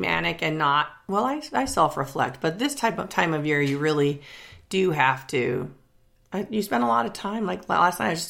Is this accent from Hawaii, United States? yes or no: yes; Hawaii, United States; now in Missoula, United States; still growing up in Hawaii, I'm still sort of fascinated by how these things change. I've been living here for a long time